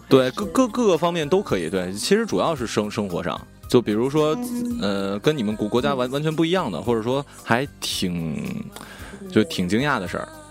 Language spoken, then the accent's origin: Chinese; China; 作为我们中国人